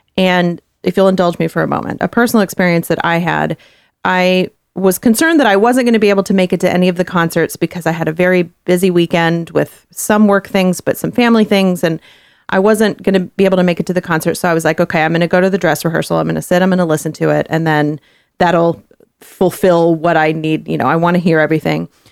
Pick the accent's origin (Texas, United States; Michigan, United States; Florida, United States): Texas, United States; now in Kansas City, United States; I am from Texas, where we like, we like our meats